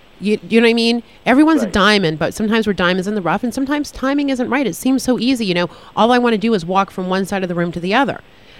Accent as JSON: {"language": "English", "town": "Boston", "region": "Massachusetts", "country": "United States", "moved": "yes", "said": "I'm from Boston originally."}